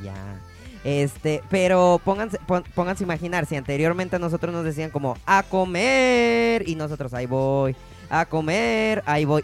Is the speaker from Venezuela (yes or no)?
no; Mexico City, Mexico; yo soy de Ciudad de México, originario, ah, originario de allá